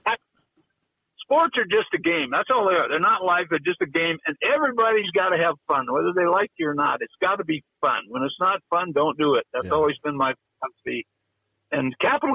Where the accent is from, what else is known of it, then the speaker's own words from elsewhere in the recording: Butte, Montana, United States; I'm from Butte